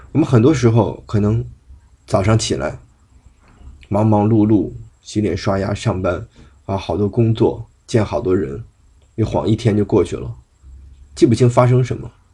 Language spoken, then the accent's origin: Chinese; China; 作为一个中国人